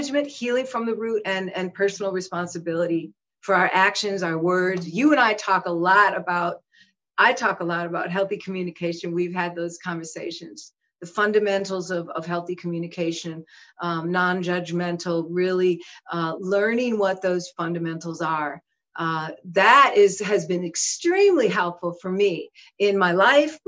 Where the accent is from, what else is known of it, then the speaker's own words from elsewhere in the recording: Minneapolis, Minnesota, United States; I was born and raised in Minneapolis, but I also lived in the woods